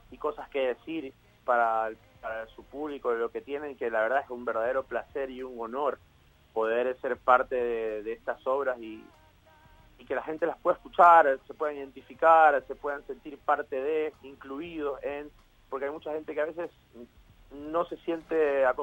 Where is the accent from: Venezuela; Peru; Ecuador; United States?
Ecuador; now in Argentina; muy agradecido con Argentina aparte, porque fue el lugar que me formó, a pesar que yo vengo de Ecuador y todo, yo me formé acá